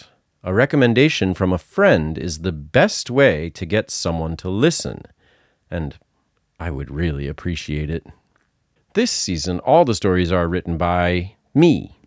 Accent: Massachusetts, United States; accent: Massachusetts; Because I'm from Massachusetts and he talks like people I grew up with.

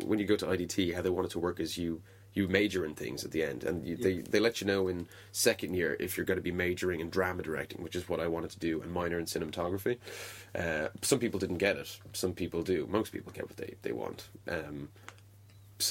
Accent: Dunmore East, Munster, Ireland; So I got a job at a hotel bar in Dunmore East, where I grew up in Waterford, which is a small fishing village by the sea.

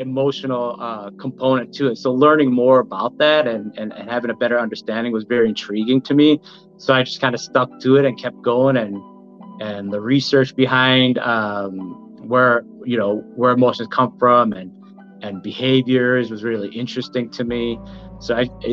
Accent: Milwaukee, Wisconsin, United States; I'm from Milwaukee, born and raised here, went to MPS school

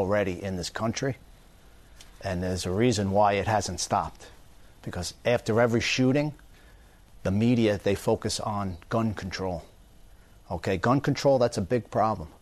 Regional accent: Long Island, New York, United States; now in Florida, United States; When I grew up in Long Island, my father instilled in me

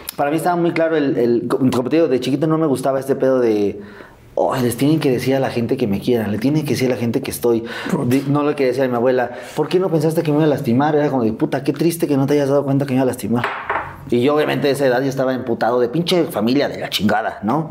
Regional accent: Mexico City, Mexico; Yo vivía en Azcapotzalco. Ahí crecí, crecí en Azcapotzalco.

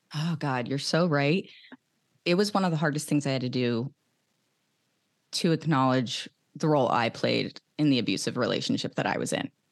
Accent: outside of Philadelphia, Pennsylvania, United States; growing up outside of Philadelphia

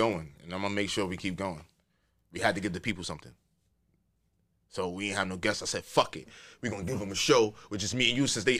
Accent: New York, United States; Yo, I'm from New York.

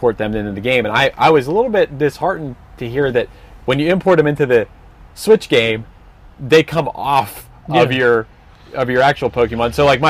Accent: Pennsylvania, United States; we went out to this small town called Charleroi, which is near the town where I grew up in Pennsylvania.

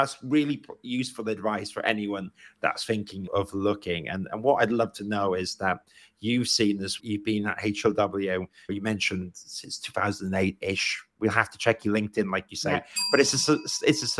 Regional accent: Wales, United Kingdom; moved away as an adult; now in London, United Kingdom; I'm Welsh and I came to London to study architecture

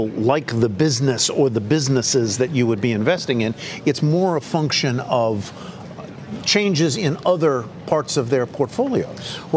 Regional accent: United Kingdom; I'm a UK guy.

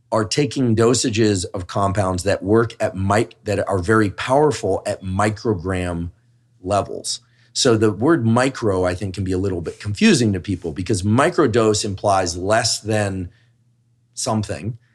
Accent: Bay Area, California, United States; I'm from the Bay Area

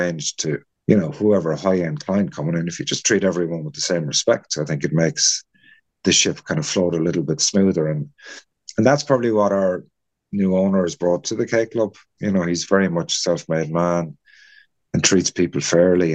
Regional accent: Kilkenny, Leinster, Ireland; now in Baltray, Ireland; I'm originally from Kilkenny

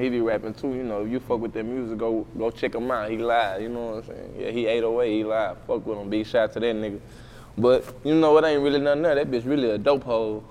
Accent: Waco, Texas, United States; moved away; Parkside, I'm from Parkside

